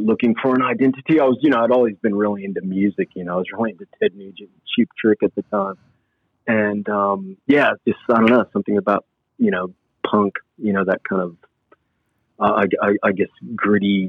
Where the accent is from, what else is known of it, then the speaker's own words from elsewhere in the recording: Port Hueneme, California, United States; moved away as an adult; also born or lived in Oxnard, California; now in Melbourne, Australia; I don't even come from Oxnard. I'm from Port Hueneme, California